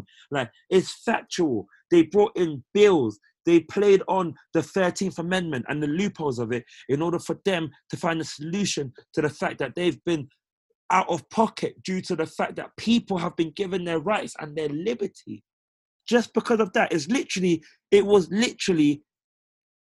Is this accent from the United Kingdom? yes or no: yes; United Kingdom; for us as Black British people